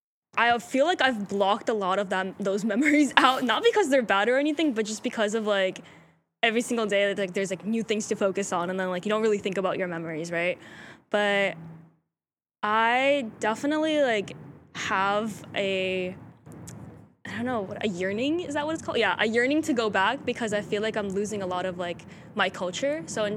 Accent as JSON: {"language": "English", "town": "Chicago", "region": "Illinois", "country": "United States", "also_born_or_lived": "Russia", "said": "I came from Chicago."}